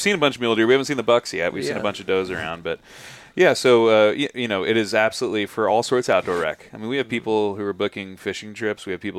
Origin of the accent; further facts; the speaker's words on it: Southern California, United States; I grew up in Southern California.